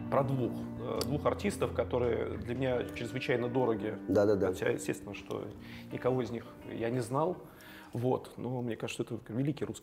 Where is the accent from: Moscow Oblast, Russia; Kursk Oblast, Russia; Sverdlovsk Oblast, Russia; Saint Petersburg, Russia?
Saint Petersburg, Russia; мы, как петербуржцы, подтверждаем.